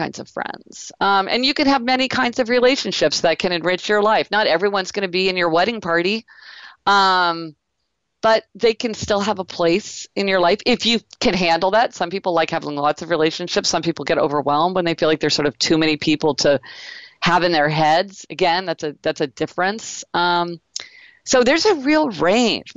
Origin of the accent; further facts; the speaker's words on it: Kansas City, Missouri, United States; I grew up in Kansas City, Missouri